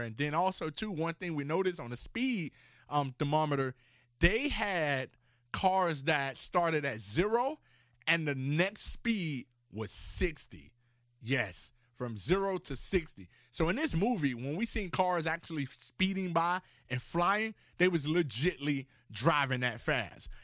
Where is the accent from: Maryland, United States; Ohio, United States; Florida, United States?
Florida, United States; Miami; I grew up in Miami, Florida